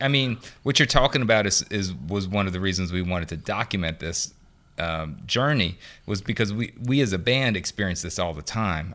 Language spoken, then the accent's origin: English; New Orleans, Louisiana, United States; I grew up on Saint Ann, um, in the French Quarter.